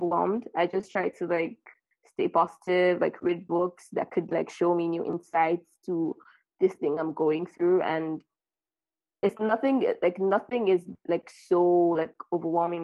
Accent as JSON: {"language": "English", "country": "Nigeria", "moved": "yes", "lives_now": "France", "said": "I'm from Nigeria and I live in France"}